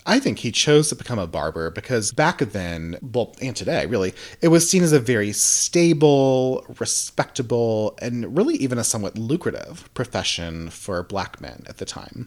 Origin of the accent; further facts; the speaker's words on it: the South, United States; I'm from the South. Southern born, Southern bred